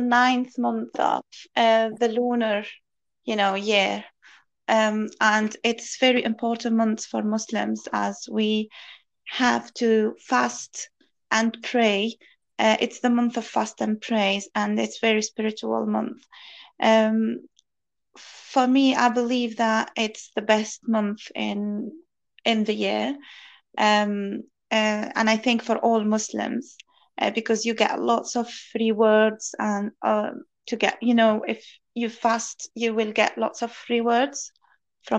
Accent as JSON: {"language": "English", "country": "Tunisia", "moved": "as an adult", "lives_now": "United Kingdom", "said": "I'm originally from Tunisia. I came to this country 5 years ago, nearly 6 years ago"}